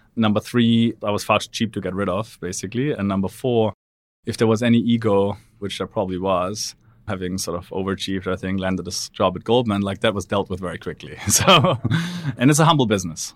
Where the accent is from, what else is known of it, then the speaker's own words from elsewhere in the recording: Black Forest, Baden-Württemberg, Germany; moved away; I'm from Black Forest, Germany, which is a lovely but rather provincial part of the world. Grew up there